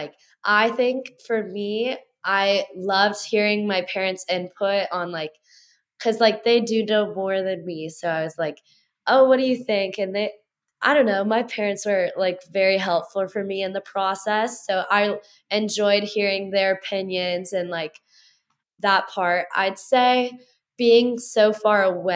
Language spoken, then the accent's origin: English; Louisville, Kentucky, United States; moved away as an adult; now in Harrisonburg, United States; Bellarmine University, which is in my hometown